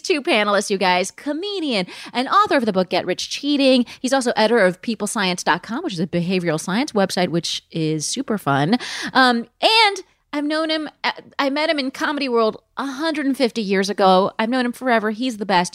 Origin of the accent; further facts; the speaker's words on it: Palm Springs, California, United States; moved away; I am joining you guys from my hometown of Palm Springs, California